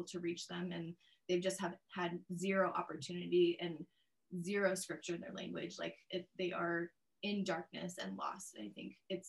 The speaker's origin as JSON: {"language": "English", "country": "Papua New Guinea", "tie": "born or raised there", "also_born_or_lived": "United States", "said": "I grew up in Papua New Guinea since I was 2, and then I lived there my whole life."}